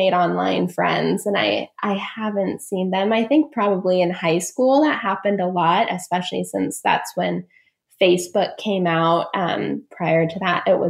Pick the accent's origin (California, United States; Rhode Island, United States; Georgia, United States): California, United States; Northern; moved away as an adult; also born or lived in Sydney, Australia; now in Seattle, United States; I'm originally from Northern California